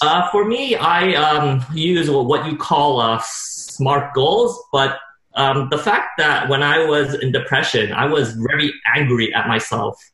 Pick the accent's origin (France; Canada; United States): Canada; Montreal, Quebec; born or raised there